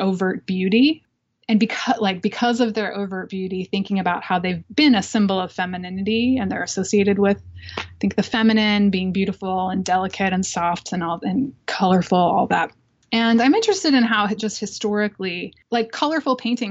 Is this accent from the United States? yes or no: yes; Lancaster, Pennsylvania, United States; moved away; also born or lived in New Jersey; I was born in New Jersey, but I grew up in Pennsylvania, in Lancaster, Pennsylvania